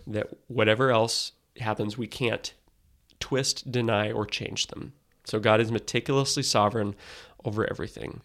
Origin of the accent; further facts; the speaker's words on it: United States; as Americans